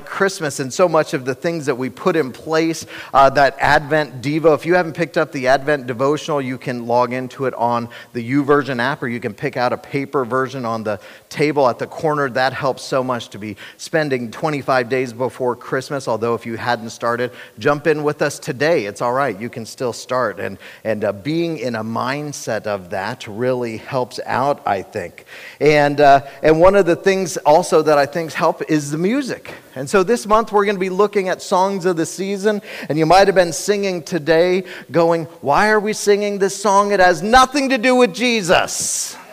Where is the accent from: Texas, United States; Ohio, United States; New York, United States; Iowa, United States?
Ohio, United States; Cincinnati; I was born and raised in Cincinnati